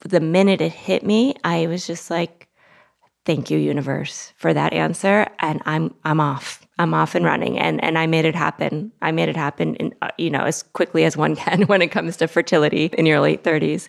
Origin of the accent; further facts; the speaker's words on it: Longmeadow, Massachusetts, United States; now in New York City, United States; I grew up in a preppy town in Massachusetts, Longmeadow, Massachusetts.